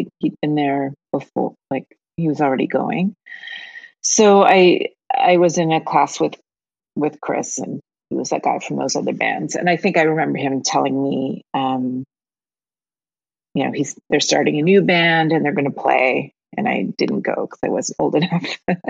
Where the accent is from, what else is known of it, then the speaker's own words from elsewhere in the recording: Dartmouth, Nova Scotia, Canada; My mother always cringes when I say I'm from Halifax because it's across the harbor.